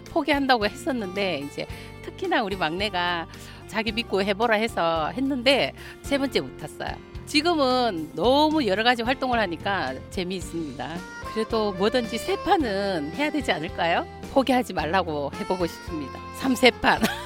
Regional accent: Ulsan, South Korea; 저는 울산에서 온

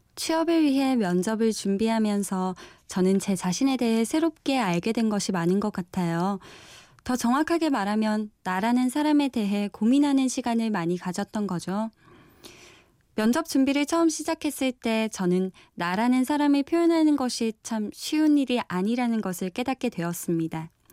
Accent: Busan, South Korea; moved away; 저는 부산에서 올라왔고요

